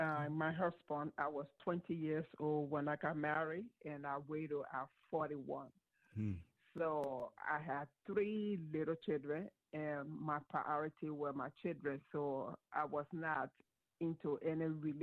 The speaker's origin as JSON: {"language": "English", "country": "Liberia", "said": "I'm from Liberia, West Africa."}